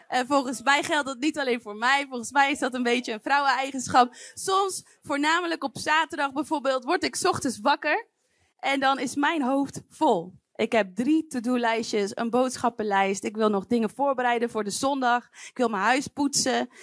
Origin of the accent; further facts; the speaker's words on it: Wijk en Aalburg, North Brabant, Netherlands; moved away; Ik ben opgegroeid in Wijk en Aalburg